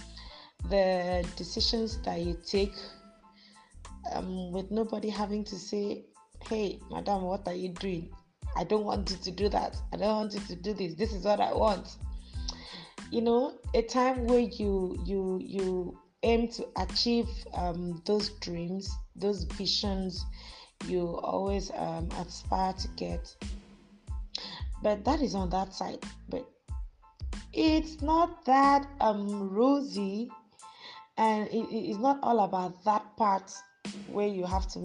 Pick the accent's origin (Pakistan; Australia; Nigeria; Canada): Nigeria; Akwa Ibom; also born or lived in Lagos State; now in Lagos, Nigeria